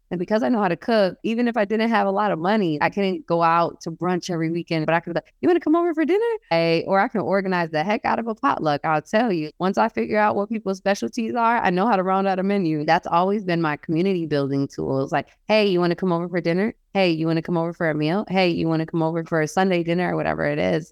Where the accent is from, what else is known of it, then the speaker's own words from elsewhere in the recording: New York, United States; moved away as an adult; now in Oregon, United States; we live in Oregon, and I'm from New York